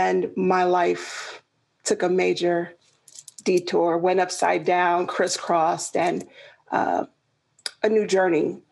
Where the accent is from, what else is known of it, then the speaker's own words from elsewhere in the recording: New York City, New York, United States; moved away as an adult; also born or lived in Georgia; I was born and raised in Queens, New York. So I am a city girl to the heart